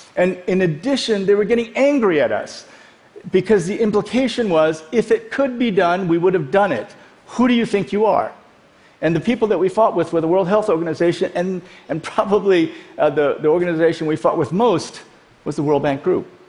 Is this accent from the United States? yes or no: yes; Iowa, United States; also born or lived in South Korea / Dallas; We grew up in Iowa.